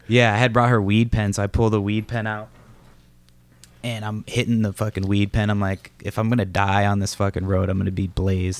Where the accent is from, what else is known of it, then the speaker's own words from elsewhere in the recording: Massachusetts, United States; moved away; also born or lived in Los Angeles; I'm from Massachusetts